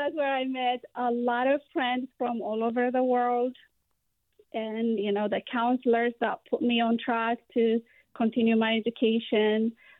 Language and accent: English; Ethiopia; English is a second language; moved away as an adult; also born or lived in San Francisco; now in Martinez, United States; as a new immigrant from Ethiopia.